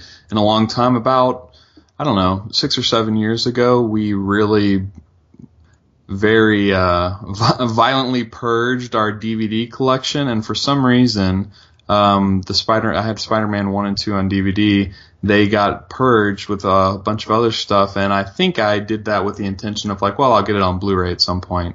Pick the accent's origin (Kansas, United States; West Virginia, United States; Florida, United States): West Virginia, United States; Charleston; where I grew up in Charleston, West Virginia